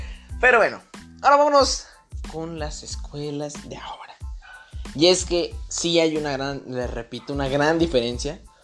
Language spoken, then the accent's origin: Spanish; Irapuato, Guanajuato, Mexico; yo soy mexicano, soy de Irapuato, Guanajuato